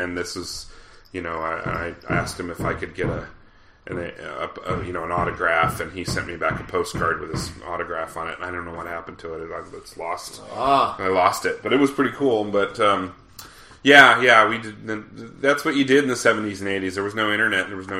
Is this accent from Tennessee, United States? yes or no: no; Denver, Colorado, United States; now in Los Angeles, United States; growing up in Denver